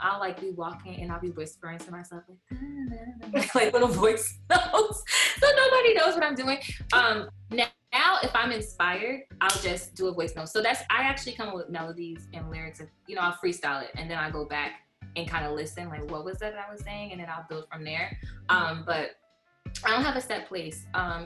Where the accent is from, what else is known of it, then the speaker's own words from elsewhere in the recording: New Jersey, United States; now in Brooklyn, United States; I am originally from New Jersey. I currently reside in Brooklyn, New York